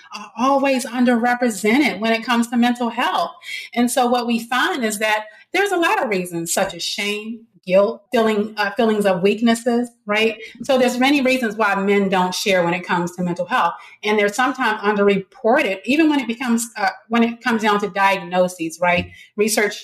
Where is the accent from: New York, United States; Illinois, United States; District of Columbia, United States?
District of Columbia, United States; Washington; I grew up in Washington, D.C. In a middle class neighborhood.